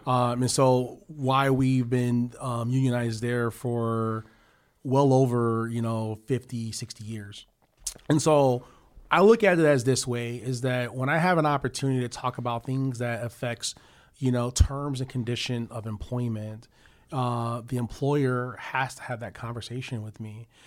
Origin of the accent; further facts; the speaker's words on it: Chicago, Illinois, United States; now in Cleveland, United States; I'm from Chicago